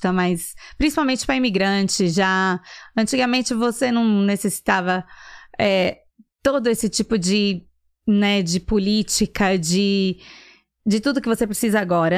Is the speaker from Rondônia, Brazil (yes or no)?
no; São Paulo, Brazil; now in Atlanta, United States; Sou de São Paulo. Hum. Na verdade, ABC Paulista